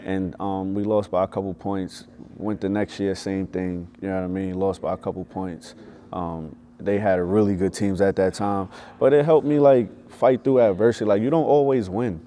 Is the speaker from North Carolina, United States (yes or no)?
no; New York, United States; I grew up in New York